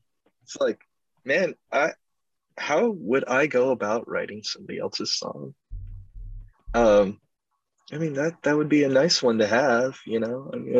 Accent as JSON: {"language": "English", "region": "Florida", "country": "United States", "said": "for Floridians"}